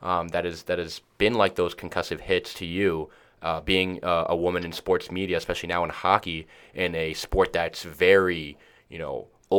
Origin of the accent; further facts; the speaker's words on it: Tampa, Florida, United States; moved away as an adult; I grew up in Tampa, a place that is growing significantly in hockey, but obviously is not a traditional market.